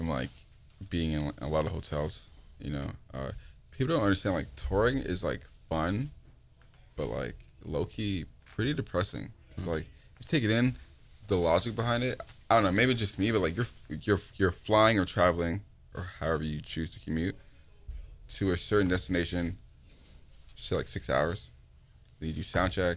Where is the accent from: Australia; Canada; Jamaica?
Canada; Toronto, Ontario; I'm from Toronto, but I'm also a dual citizen